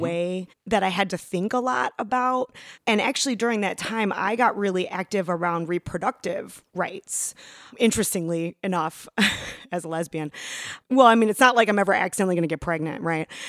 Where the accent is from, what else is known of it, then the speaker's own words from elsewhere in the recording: Chicago, Illinois, United States; I was raised in the Chicago public schools